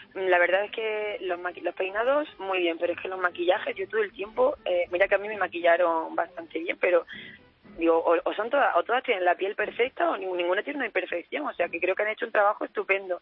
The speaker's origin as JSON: {"language": "Spanish", "town": "Almuñécar", "region": "Andalusia", "country": "Spain", "said": "Almuñécar, que es del pueblo de donde yo soy"}